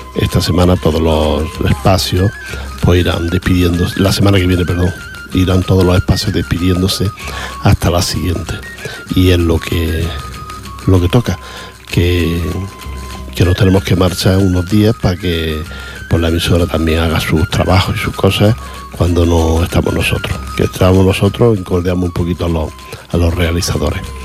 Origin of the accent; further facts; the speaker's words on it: Spain; cómo somos los, españoles